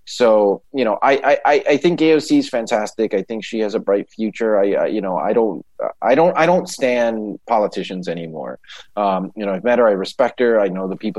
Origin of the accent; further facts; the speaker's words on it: New York, United States; growing up in New York